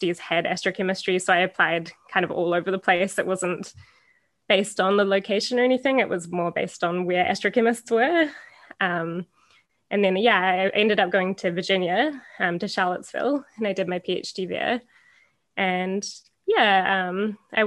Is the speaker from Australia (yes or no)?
no; New Zealand; moved away as an adult; now in Canada; I grew up in New Zealand